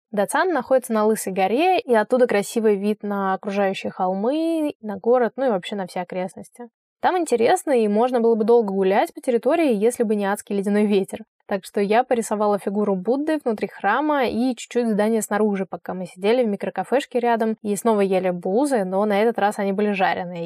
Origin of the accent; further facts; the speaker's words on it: Saint Petersburg, Russia; для человека из Петербурга